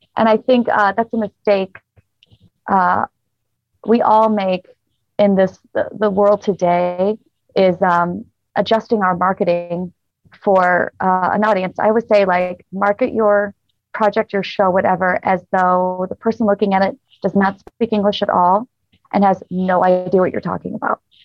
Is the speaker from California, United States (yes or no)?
no; Rochester, New York, United States; moved away as an adult; now in Las Vegas, United States; I'm originally from Rochester, New York